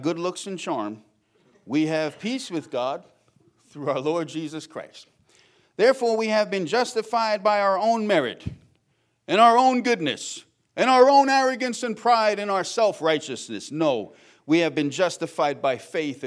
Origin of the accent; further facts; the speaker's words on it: Long Island, New York, United States; Growing up in Long Island near the city